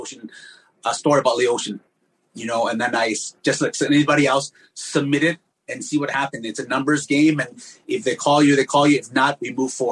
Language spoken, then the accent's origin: English; Aurora, Illinois, United States; now in Fresno, United States; I grew up in Illinois, Oswego, Aurora